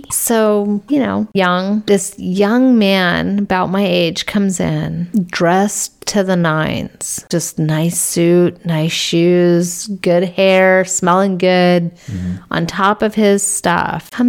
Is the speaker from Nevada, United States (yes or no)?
yes; Las Vegas, Nevada, United States; Anyway, I'm from Vegas, and that was one of the best experiences we had while we were there.